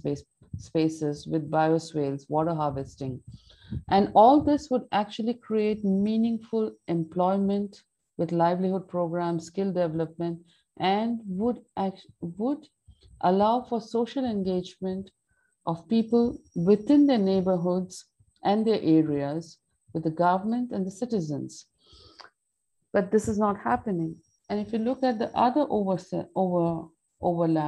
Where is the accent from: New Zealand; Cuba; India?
India; Delhi; moved away as an adult; now in Auroville, India; I was brought up in Delhi